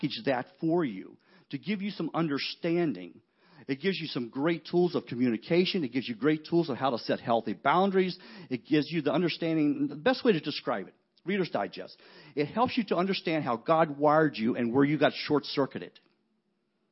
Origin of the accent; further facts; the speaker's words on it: West Virginia, United States; I'm a huge West Virginia fan because I grew up in West Virginia